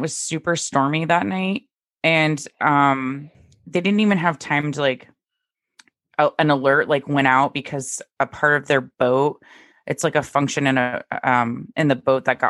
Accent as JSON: {"language": "English", "town": "Dallas", "region": "Texas", "country": "United States", "tie": "born or raised there", "moved": "yes", "lives_now": "Maine, United States", "said": "growing up in Dallas"}